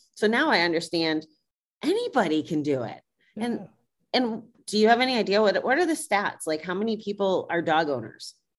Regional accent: Schenectady, New York, United States; moved away; I was from Schenectady, New York

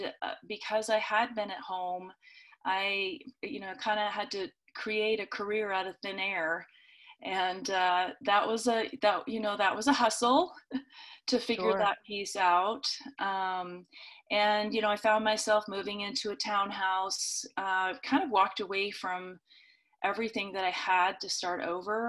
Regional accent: the Northwest, Pacific Northwest, United States; now in Boise, United States; I grew up in the Northwest

